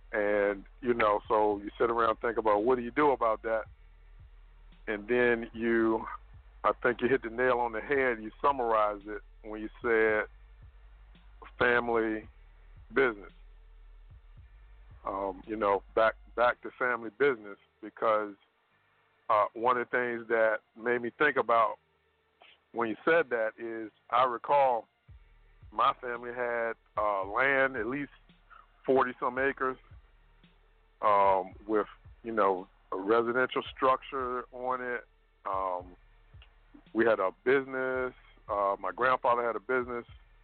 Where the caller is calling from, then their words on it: Richmond, Virginia, United States; from Richmond, Virginia.